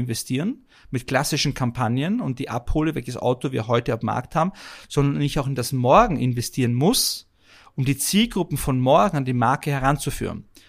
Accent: Vienna, Austria; moved away as an adult; now in Germany; als gebürtiger Wiener brav in Wien zur Schule gegangen und studiert

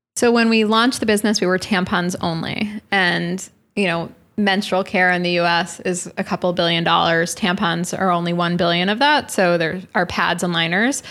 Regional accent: New York City, New York, United States; New York City

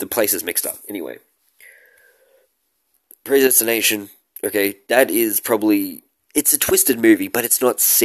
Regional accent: Australia; I'm an Australian

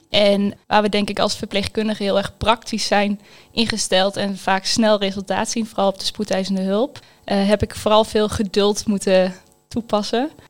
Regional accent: Twente, Overijssel, Netherlands; Mijn hart gaat sneller kloppen van Twente, omdat het zo'n prachtig mooi landschap heeft. Ik kom uit Te Bergen.

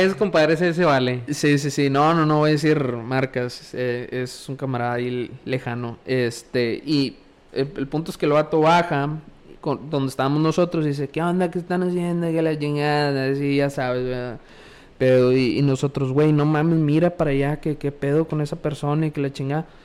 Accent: Valle Hermoso, Tamaulipas, Mexico; moved away as an adult; also born or lived in Matamoros; yo soy de Hermoso

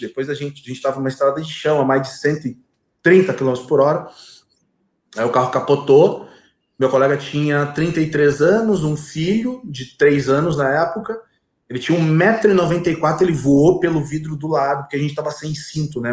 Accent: Viamão, Rio Grande do Sul, Brazil; also born or lived in Gravataí; Nasci e me criei em Viamão, do lado de Porto Alegre

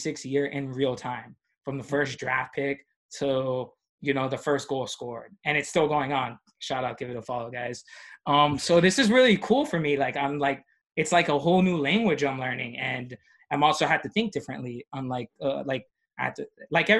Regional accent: Miami, Florida, United States; moved away; I'm from Miami

